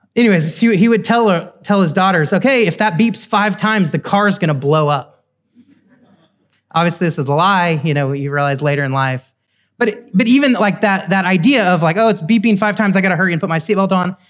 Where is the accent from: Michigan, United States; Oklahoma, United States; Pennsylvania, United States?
Oklahoma, United States; I'm from Oklahoma, cowboys and Indians.